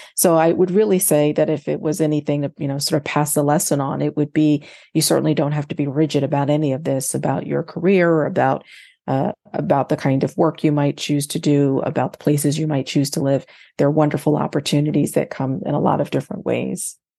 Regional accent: Fayetteville, North Carolina, United States; moved away as an adult; also born or lived in New Jersey / Boston/Cambridge, Massachusetts / Berkeley, California / Ohio; now in Baltimore, United States; I'm originally from North Carolina, as I know that you are, and I was, uh, born in Fayetteville, North Carolina, Uh, and, uh, but, but spent my growing up between North Carolina and, and New Jersey

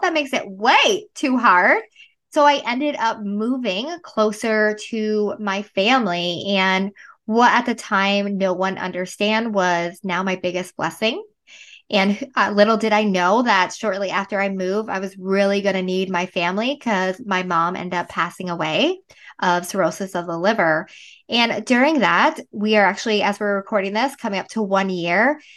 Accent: Northern Vermont, United States; I am originally from Vermont, Northern Vermont

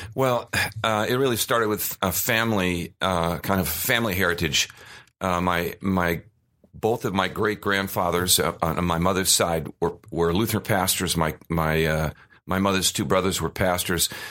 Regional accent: Arizona, United States; also born or lived in Cleveland, Ohio; When I was seven, we came out here, and we had no air conditioning

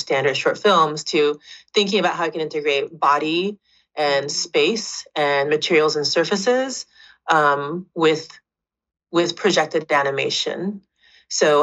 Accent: Japan; now in Vancouver, Canada; I grew up kind of between Osaka and Kyoto and Japan

